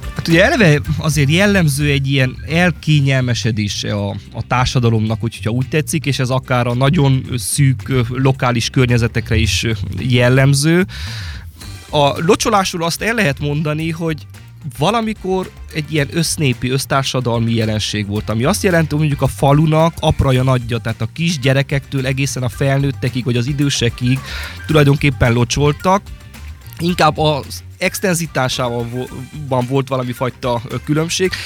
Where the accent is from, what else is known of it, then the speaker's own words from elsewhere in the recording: Sáromberke, Mureș County, Romania; a saját szülőfalumban, Sáronbergként